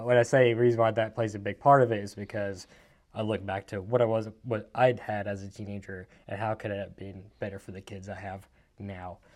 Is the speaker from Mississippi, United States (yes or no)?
yes; Mississippi, United States; also born or lived in Athens, Georgia / Raleigh, Mississippi / Columbus, Mississippi; born in Georgia, raised in Mississippi